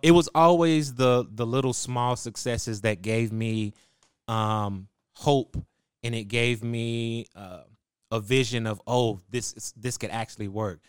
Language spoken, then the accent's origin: English; Waco, Texas, United States; I was born in Waco, Texas, and that's where I was raised